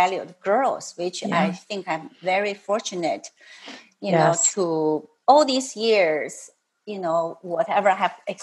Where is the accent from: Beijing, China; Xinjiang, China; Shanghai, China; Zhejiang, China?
Beijing, China; moved away as an adult; also born or lived in Gansu, China; now in Vancouver, Canada; I grew up in Beijing and from a family not that special.